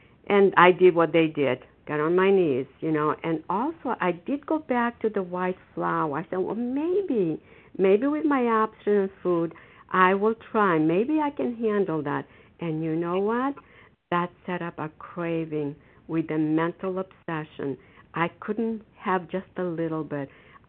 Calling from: Foxborough, Massachusetts, United States; I'm calling from Foxborough, Massachusetts

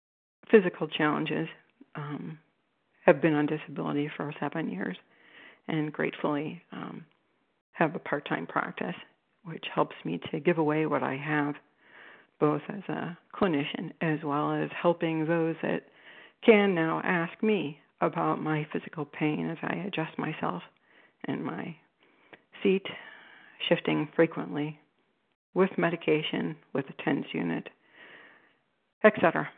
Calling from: Cleveland, Ohio, United States; I'm calling you from Cleveland, Ohio.

